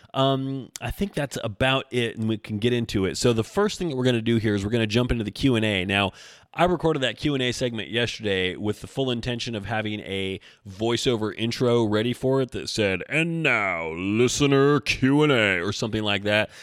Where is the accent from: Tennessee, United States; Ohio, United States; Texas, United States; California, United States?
Tennessee, United States; Knoxville; my hometown, so Knoxville represent